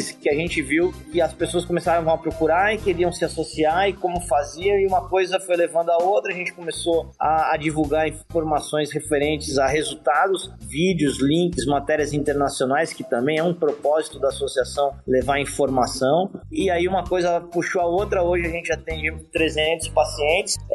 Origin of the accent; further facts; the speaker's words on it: São Paulo, Brazil; now in Florianópolis, Brazil; eu venho de São Paulo, moro em Florianópolis há 32 anos